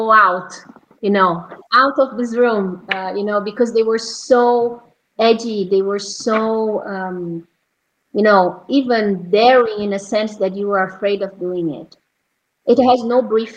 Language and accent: English; Brazil; moved away; my home country in Brazil